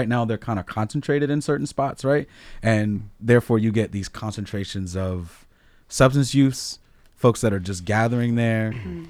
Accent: Baltimore, Maryland, United States; also born or lived in Washington DC; now in Massachusetts, United States; I grew up in DC. I grew up in Baltimore in the 80s, okay, and the 90s. I don't care what y'all throwing at me here in Massachusetts.

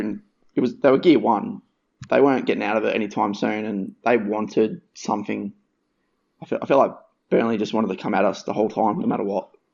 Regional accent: Western Australia, Australia; moved away; also born or lived in New South Wales / Brisbane; grew up in WA

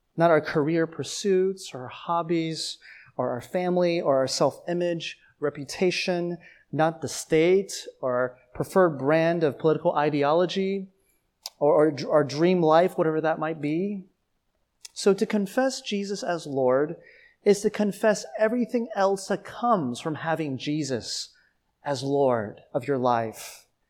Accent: Atlanta, Georgia, United States; moved away as an adult; also born or lived in Taiwan; now in New York City, United States; growing up in Atlanta

